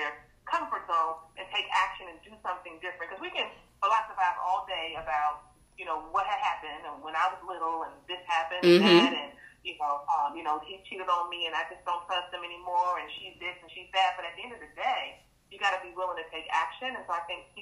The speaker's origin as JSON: {"language": "English", "town": "Fort Washington", "region": "Maryland", "country": "United States", "tie": "born or raised there", "said": "I was born in D.C., but raised in Fort Washington, Maryland"}